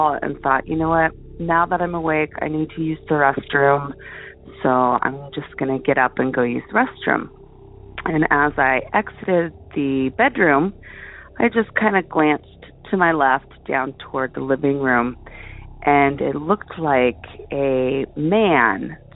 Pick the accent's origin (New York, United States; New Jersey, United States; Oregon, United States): Oregon, United States; Portland; moved away as an adult; now in Girdwood, United States; Originally I'm from Portland, Oregon